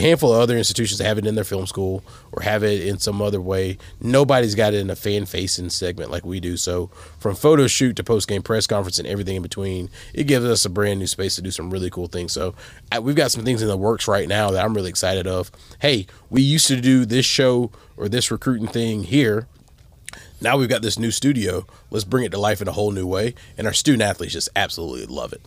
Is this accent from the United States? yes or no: yes; the South, United States; moved away as an adult; also born or lived in Texas; now in Toledo, United States; growing up in the South